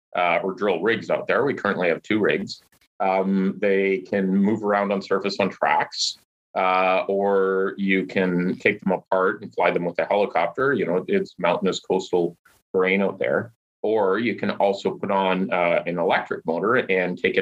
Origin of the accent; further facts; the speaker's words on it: Stewart, British Columbia, Canada; I grew up in Stewart, British Columbia